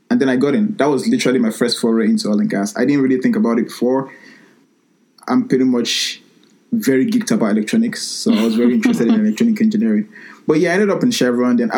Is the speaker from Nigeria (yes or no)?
yes; Nigeria; now in Sheffield, United Kingdom; So I studied electronic engineering um, here at the University of Sheffield here in the UK, and I'm from Nigeria.